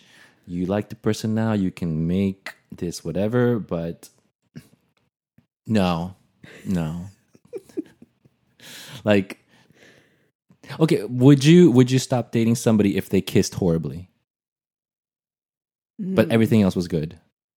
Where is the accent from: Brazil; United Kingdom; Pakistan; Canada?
Brazil; now in United States; I had a hard time with that also when I moved from Brazil, because in Portuguese, that's actually very hard.